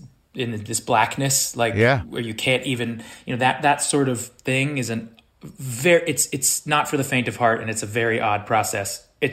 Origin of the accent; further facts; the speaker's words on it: Los Angeles, California, United States; I grew up in Los Angeles, yeah.